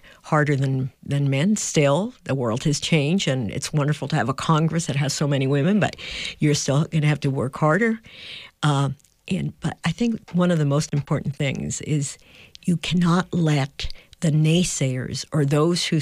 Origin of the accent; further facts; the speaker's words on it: San Juan, Puerto Rico; moved away as an adult; also born or lived in New Mexico; I grew up in Puerto Rico